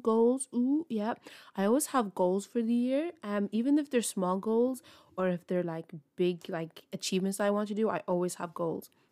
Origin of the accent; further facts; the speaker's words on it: Ireland; I'm from Ireland